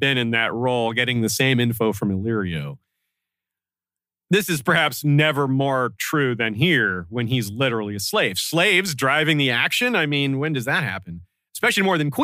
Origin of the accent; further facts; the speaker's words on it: United States; as an American